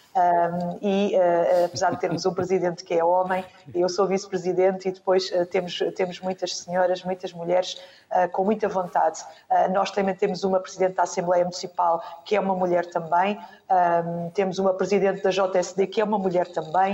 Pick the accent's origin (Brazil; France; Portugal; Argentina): Portugal; Reguengos de Monsaraz, Alentejo; Eu sou de um conselho do interior, o Conselho de Requengos de Monsaraz, do Distrito de Évora, sou de um conselho alentejano